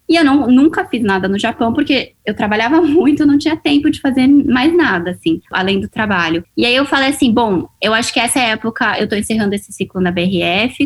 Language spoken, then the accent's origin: Portuguese; São Paulo, Brazil; moved away as an adult; also born or lived in Japan / Hong Kong; now in Asia; Eu sou brasileira, sou paulista, mas moro aqui na Ásia há seis anos já